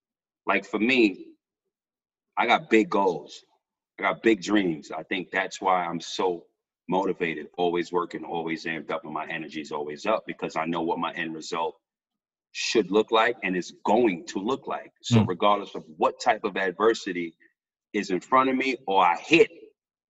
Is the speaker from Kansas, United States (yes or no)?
no; New York City, New York, United States; moved away as an adult; now in Australia; I'm from New York City, I'm from the Bronx